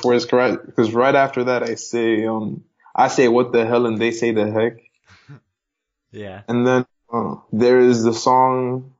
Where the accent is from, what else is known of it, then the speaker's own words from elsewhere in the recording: Zambia; now in Mozambique; I live in Mozambique, but I'm from Zambia.